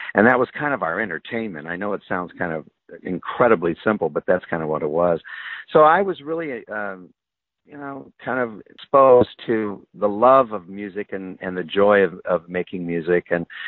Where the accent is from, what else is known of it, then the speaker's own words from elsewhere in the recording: Nebraska, United States; because I was raised in the Midwest, in Nebraska